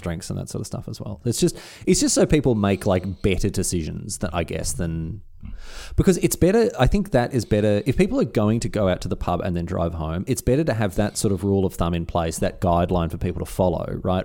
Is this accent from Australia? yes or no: yes; Australia; as an Australian